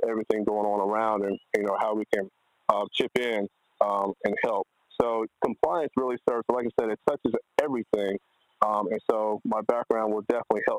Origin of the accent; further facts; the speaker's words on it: Texas A&M University, United States; It's my hometown